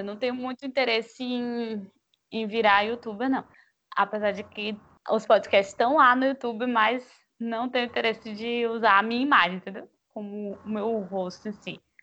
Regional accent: Feira de Santana, Bahia, Brazil; now in Salvador, Brazil; Eu nasci, tipo, da, na Princesinha do Sertão, em Feira de ah. Santana, na Bahia, né? Brasil.

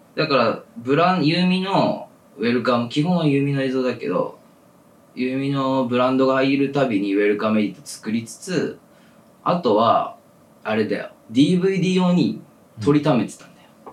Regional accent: Ehime, Japan; born or raised there; moved away as an adult; now in Tokyo, Japan

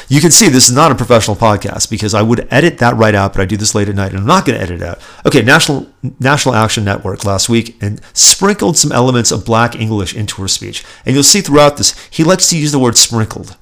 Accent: Los Angeles, California, United States; in the San Fernando Valley, actually, where I grew up.

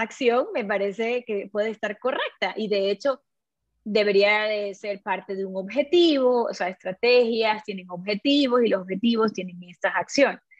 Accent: Ecuador; Nosotros somos 17 millones ecuatorianos

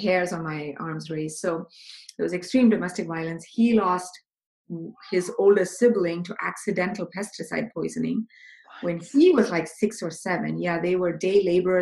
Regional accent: India; I was born in India

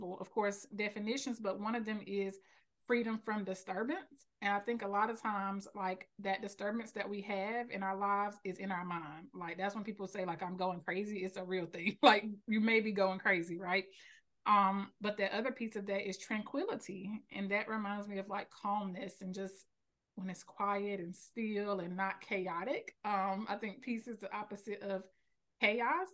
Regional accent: Selma, North Carolina, United States; I live in North Carolina. I was raised here

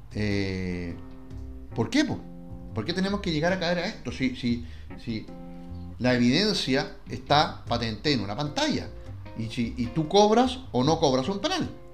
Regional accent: Chile

